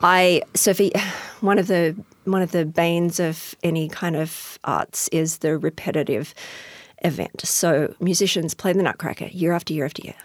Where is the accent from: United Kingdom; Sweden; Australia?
Australia; accent: Australian; moved away as an adult; also born or lived in Houston, Texas; now in Tacoma, United States; I'm originally from Australia, as you can hear from my accent